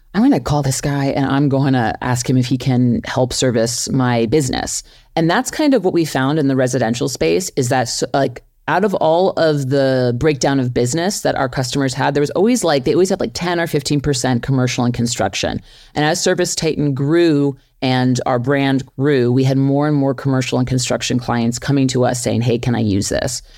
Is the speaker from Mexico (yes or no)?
no; New York City, New York, United States; grew up in New York City. I'm from Flushing, Queens